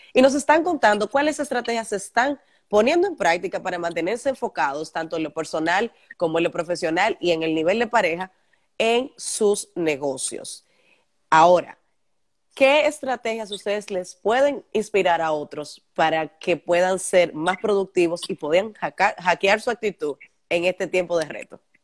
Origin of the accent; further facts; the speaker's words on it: Santiago de los Caballeros, Santiago, Dominican Republic; somos santiagueros, nos conocemos